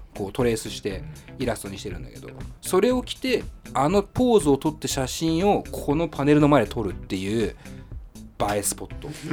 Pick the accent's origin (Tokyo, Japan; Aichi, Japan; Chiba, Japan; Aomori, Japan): Tokyo, Japan; 下北沢っていうね僕の地元の町でもあるんですけど